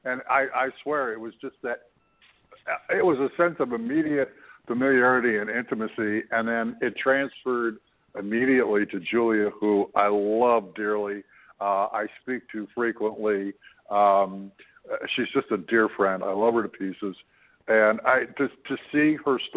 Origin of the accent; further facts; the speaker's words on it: Canada; I'm a Canadian